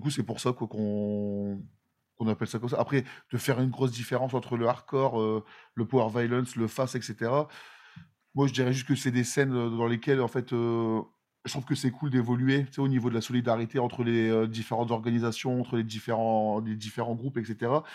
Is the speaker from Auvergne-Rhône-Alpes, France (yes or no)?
no; near Lille, Hauts-de-France, France; on est euh, de France, du nord de la France, à côté de Lille